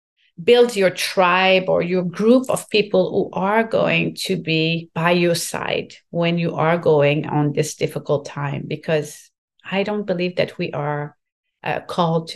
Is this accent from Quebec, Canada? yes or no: yes; Quebec, Canada; first language French; English is a second language; This is my first language and I'm very proud to be from Quebec and speaking French